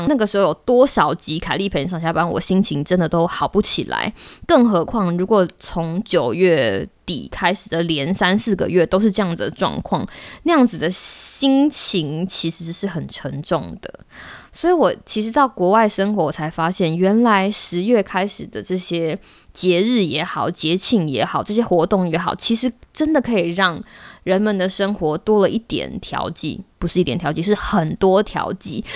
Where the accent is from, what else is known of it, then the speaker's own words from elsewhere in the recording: Taiwan; moved away as an adult; 我以前在台湾的时候